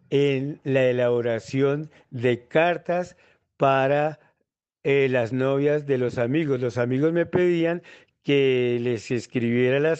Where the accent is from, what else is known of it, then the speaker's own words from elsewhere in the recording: La Plata, Huila, Colombia; now in Bogotá, Colombia; departamento de Huila, en La Plata Huila, eh, en el Instituto Técnico Agrícola, Colegio Marillac, y después me vine a la ciudad de Bogotá